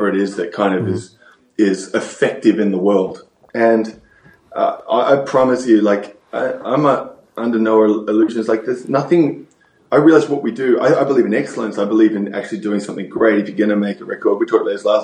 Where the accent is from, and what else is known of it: Australia; now in United States